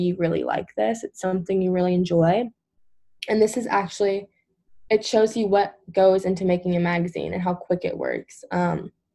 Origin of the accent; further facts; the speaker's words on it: Louisville, Kentucky, United States; I'm from Louisville, an hour away.